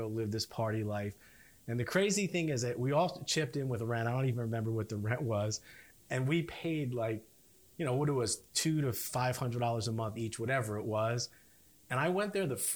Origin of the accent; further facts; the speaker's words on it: Edison, New Jersey, United States; I grew up north in Edison